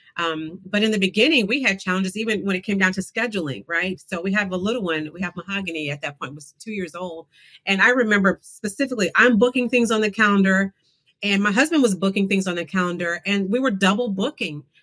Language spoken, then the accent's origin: English; Tulsa, Oklahoma, United States; I was born, uh, raised in Tulsa, Oklahoma, right near Black Wall Street